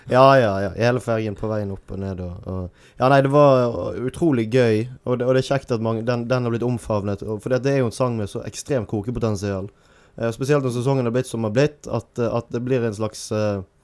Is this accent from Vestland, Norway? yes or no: yes; Bergen, Vestland, Norway; som bergenser